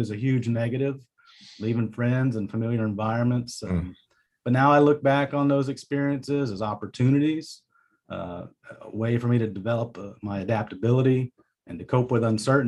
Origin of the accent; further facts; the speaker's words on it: Jacksonville, Florida, United States; also born or lived in Puerto Rico / Virginia Beach / Orlando / Charleston; I was born in Jacksonville Beach, Florida.